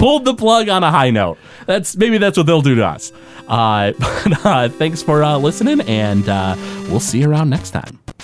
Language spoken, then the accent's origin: English; Detroit, Michigan, United States; we're from the Detroit area.